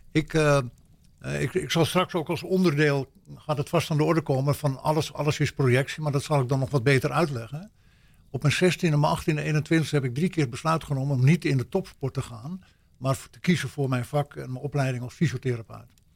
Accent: Netherlands; also born or lived in United States; als echte Nederlander

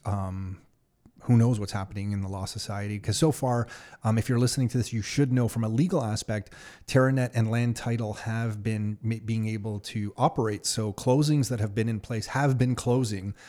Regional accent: Canada; as a Canadian

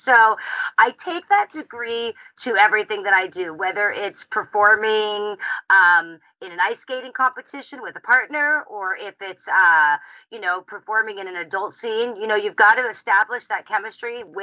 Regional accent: California, United States; moved away as an adult; also born or lived in South Africa / North Carolina / Wisconsin / Germany; Born in South Africa, raised in California

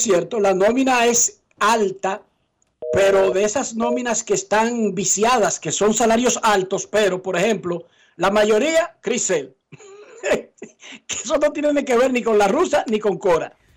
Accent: Herrera, Distrito Nacional, Dominican Republic; moved away; salí de Herrera Dionisio

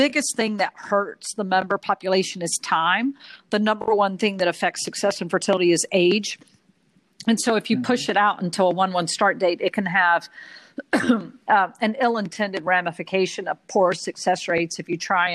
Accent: Hickory, North Carolina, United States; accent: Southern; now in New York, United States; I was born and raised in Hickory, North Carolina, and still have family there

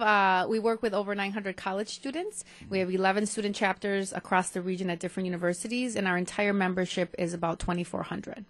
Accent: Mexico; now in Milwaukee, United States; I was born in Milwaukee but raised in Mexico, coming here

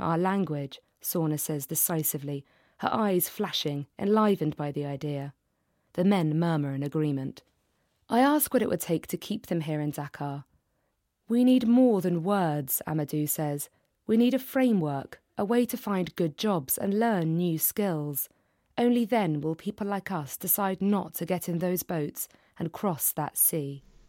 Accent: London, United Kingdom; I'm from London

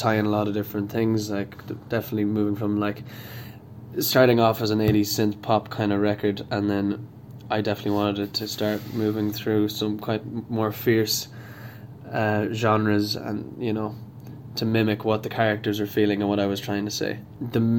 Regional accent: Sligo, Connacht, Ireland; I am an artist from Sligo

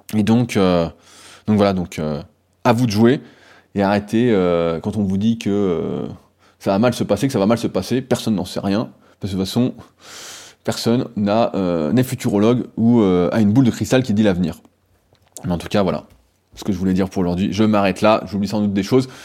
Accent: France; nous en tant que Français

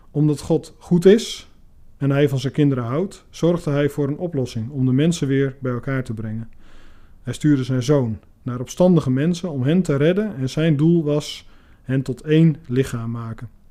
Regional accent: Iran; Dutch is a second language; ik kom uit Iran.

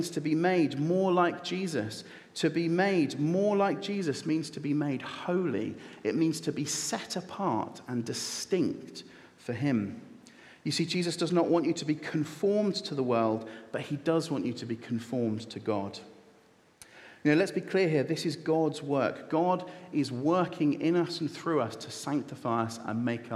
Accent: United Kingdom; I am a British citizen with a British passport. It is my birthright to be here

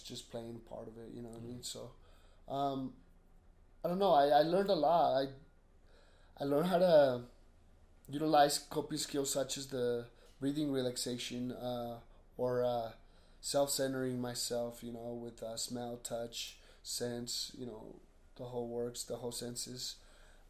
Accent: 33rd South and 9th East, Utah, United States; also born or lived in Sandy, Utah; 33rd South and 9th East. There's a little school right there.

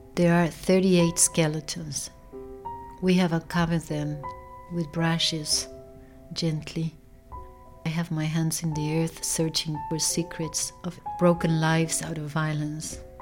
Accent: Buenos Aires, Argentina; born or raised there

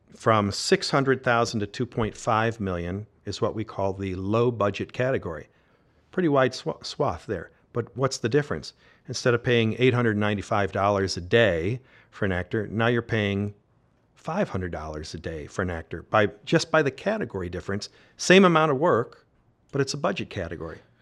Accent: Georgia, United States; I was from Georgia

